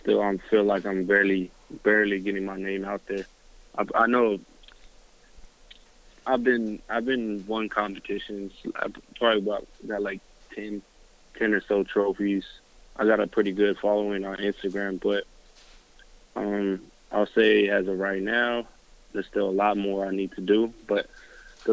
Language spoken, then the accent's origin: English; Southern California, United States; I'm from Southern California.